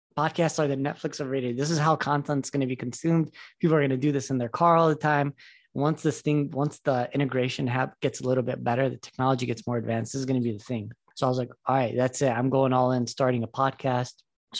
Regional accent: Detroit, Michigan, United States; So I'm my story is that I grew up in Metro Detroit. I went to Michigan State for medical school.

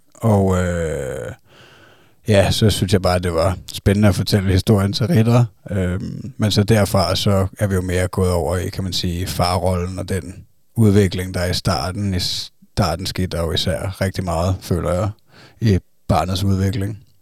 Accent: Zealand, Denmark; vi er fra Sjælland

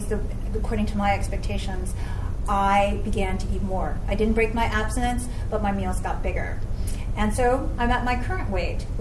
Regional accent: New York City, New York, United States; moved away as an adult; now in Los Angeles, United States; I am from New York City and now live in LA. I've lived in LA for over 11 years now.

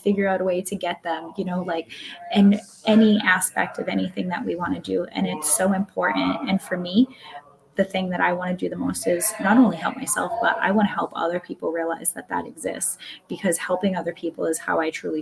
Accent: Massachusetts, United States; I'm from Massachusetts

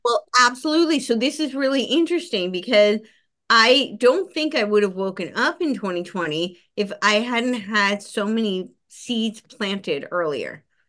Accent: New Jersey, United States; moved away; also born or lived in Los Angeles; I grew up right outside New York City

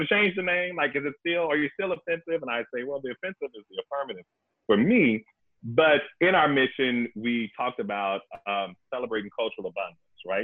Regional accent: Dallas, Texas, United States; part of that Dallas religious upbringing

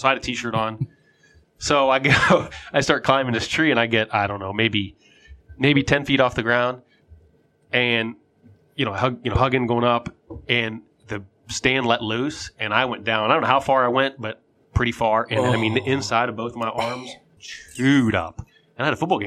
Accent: New Wilmington, Pennsylvania, United States; growing up where we grew up here, I grew up in New Wilmington, right? Kind of a rural area

